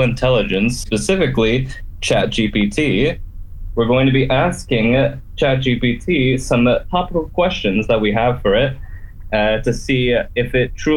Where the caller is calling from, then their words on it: Bosnia & Herzegovina; from Youth Tellers calling from Bosnia and Herzegovina